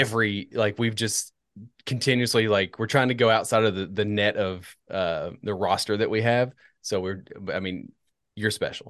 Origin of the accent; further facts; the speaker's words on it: United States; I'm an American